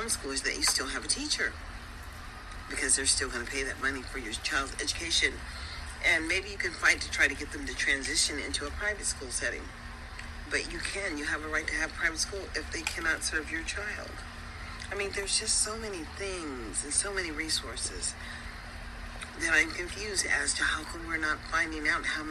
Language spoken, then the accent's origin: English; United States; As an American citizen